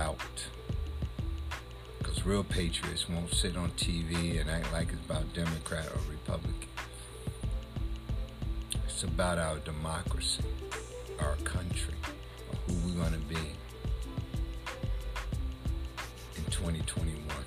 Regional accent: United States; I'm only from America.

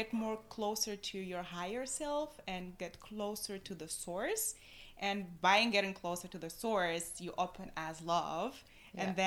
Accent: Tunisia; moved away as an adult; also born or lived in Corsica, France; I was born and raised in Tunisia.

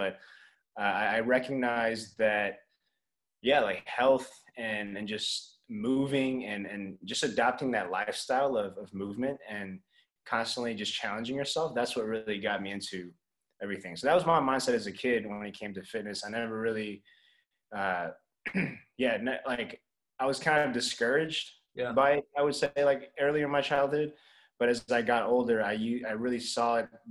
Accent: Atlanta, Georgia, United States; also born or lived in Los Angeles, California; I'm originally born in Los Angeles on the West Coast, but I pretty much grew up in Atlanta

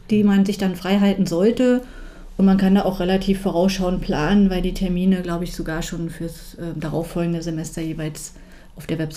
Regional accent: Brandenburg, Germany; in der gesamten Prignitz, ähm, was ja auch meine Heimat ist

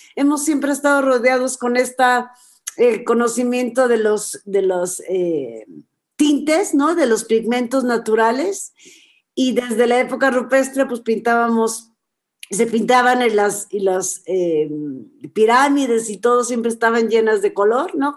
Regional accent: Mexico; expresar nuestra identidad como nación, como mexicanos

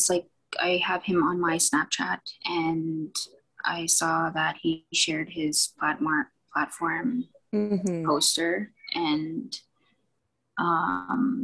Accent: Alberta, Canada; now in Edmonton, Canada; I'm originally from the Treaty 6 territory, Musqueam, here in Alberta.

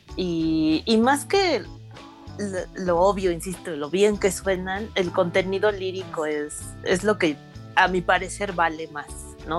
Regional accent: Mexico City, Mexico; el lugar donde pues, viví mi infancia, en la San Simón, la que, una colonia que está por Tlatelolco

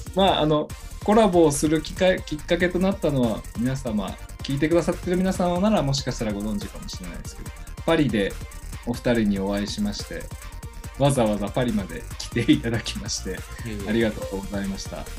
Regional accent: Kyoto, Japan; born or raised there; moved away

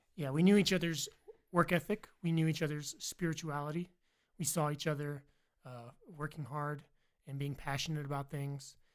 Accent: Virginia, United States; now in Idaho, United States; I'm from Virginia

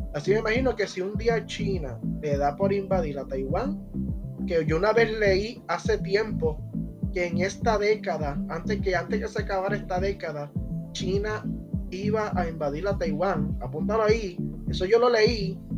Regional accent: Puerto Rico; nosotros como puertorriqueños

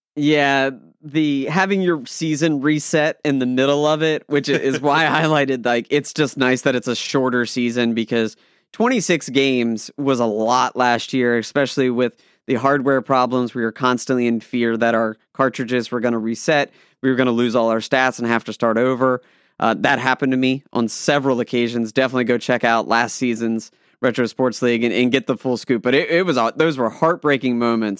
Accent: Maryland, United States; I'm from Maryland

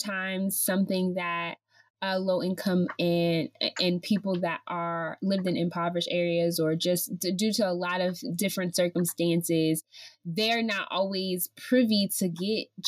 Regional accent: San Francisco Bay Area, California, United States; moved away; also born or lived in Lynchburg, Virginia; I'm from the San Francisco Bay Area, but I learned the most right. while I was in Lynchburg

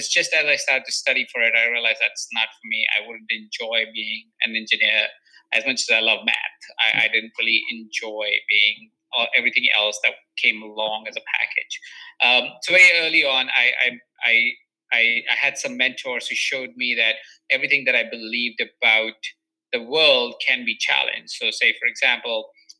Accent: Jaipur, Rajasthan, India; now in Los Angeles, United States; So I was born in Jaipur. It's a small town in India that is in the state of Rajasthan.

